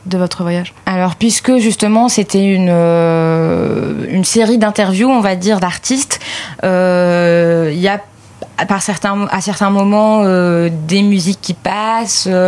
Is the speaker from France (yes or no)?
no; Lebanon; j'ai certes des origines arméniennes, je suis libanais avant tout